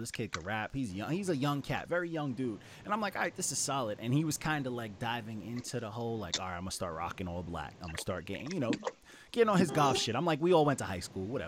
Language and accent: English; New York, United States; I grew up in New York.